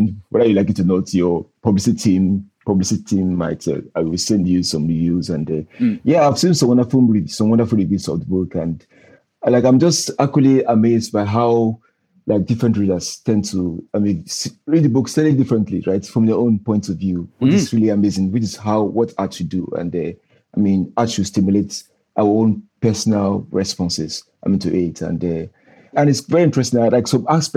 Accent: Northern Nigeria, Nigeria; growing up in Northern Nigeria

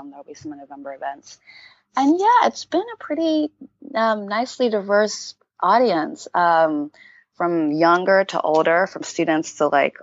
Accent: Montgomery, Alabama, United States; moved away as an adult; also born or lived in Houston, Texas / Uganda; And I was born in Houston and grew up in Alabama.

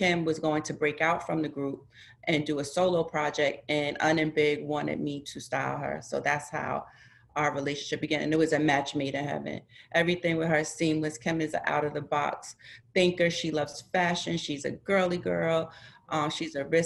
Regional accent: Mount Vernon, New York, United States; We're both from Westchester, New York. She's from Yonkers. I'm from Mount Vernon

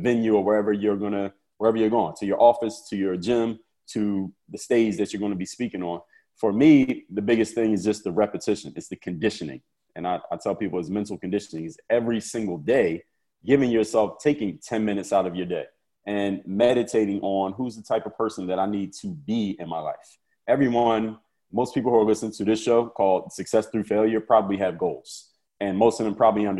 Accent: Philadelphia, Pennsylvania, United States; my hometown of Philadelphia, Pennsylvania

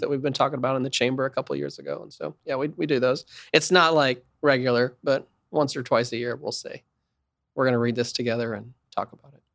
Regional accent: Wichita, Kansas, United States; I'm from Wichita, it's an entrepreneurial community. Pizza Hut started here.

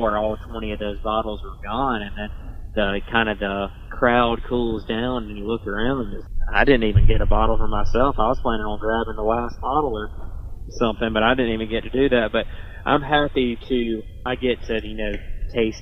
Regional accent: Alabama, United States; in the state of Alabama, I just know that just because this is my home state

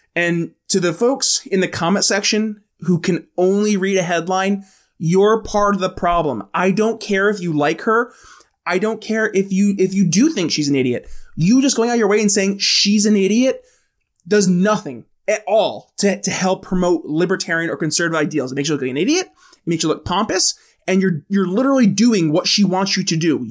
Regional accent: New York, United States; I'm from New York State, um, where we have fusion voting

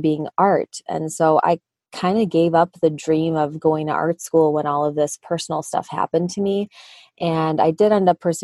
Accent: Michigan, United States; accent: Midwest; I was born and raised in Michigan. So shout out to my Midwest accent.

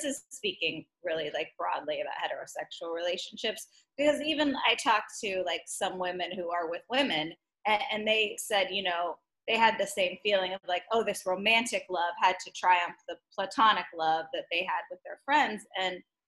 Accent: Texas, United States; I was raised in Texas

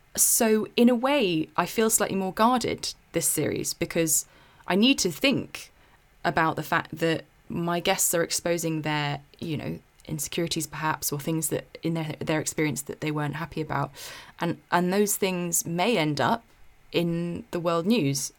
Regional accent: South East England, United Kingdom; my hometown in the southeast

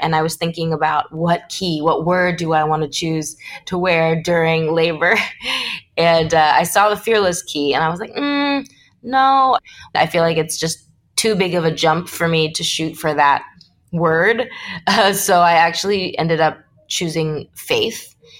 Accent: Los Angeles, California, United States; I grew up in Los Angeles, born and raised

